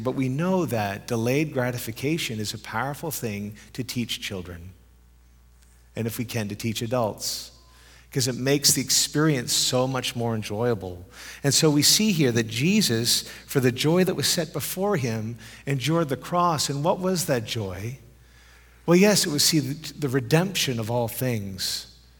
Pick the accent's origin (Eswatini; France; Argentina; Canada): Canada; moved away as an adult; also born or lived in Europe; I'm a Canadian who lived in Europe for thirteen years